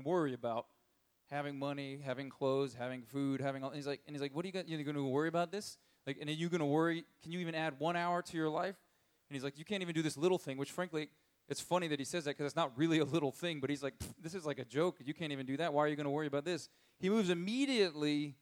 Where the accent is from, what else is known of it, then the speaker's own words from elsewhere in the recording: United States; as an American